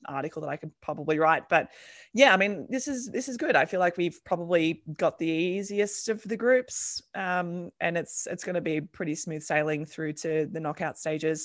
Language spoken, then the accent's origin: English; Campbelltown, New South Wales, Australia; growing up in MacArthur in Campbelltown